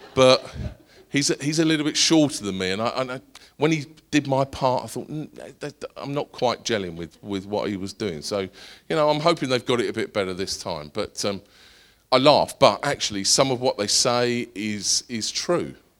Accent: Essex, East of England, United Kingdom; I'm from Essex

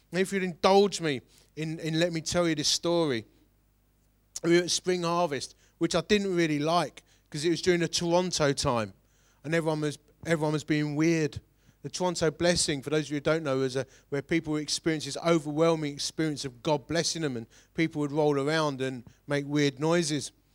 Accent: Romford, London, United Kingdom; I'm from Romford

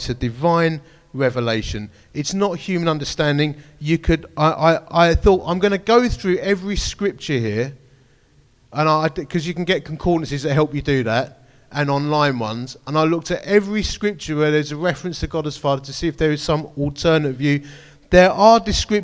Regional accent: Romford, London, United Kingdom; I'm a bloke from Romford

